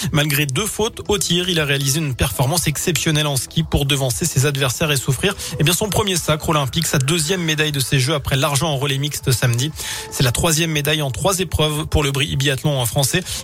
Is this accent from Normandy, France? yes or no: no; Loire, Auvergne-Rhône-Alpes, France; chez nous dans la Loire